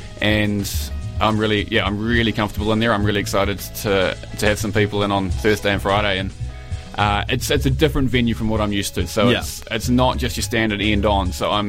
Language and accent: English; Palmerston North, Manawatū-Whanganui, New Zealand; moved away; also born or lived in Wellington, New Zealand / Edinburgh, United Kingdom; my hometown of Palmerston North. And I lived in Edinburgh for a couple of years